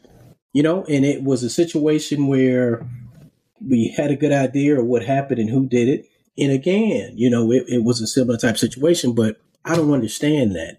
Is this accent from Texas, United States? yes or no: no; Charleston, South Carolina, United States; I'm originally from Charleston. Um, I grew up there